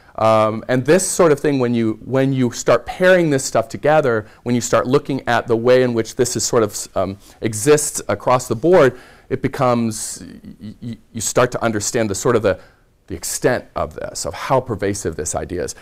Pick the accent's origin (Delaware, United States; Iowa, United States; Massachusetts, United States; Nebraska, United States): Iowa, United States; Red Oak; moved away; I grew up in rural Iowa in the southwest corner